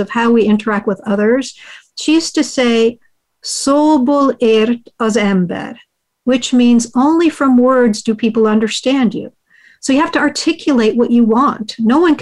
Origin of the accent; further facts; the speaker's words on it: United States; first language Hungarian; English is a second language; my parents are immigrants from Hungary. They met in the U.S. and raised their family. My first language is Hungarian.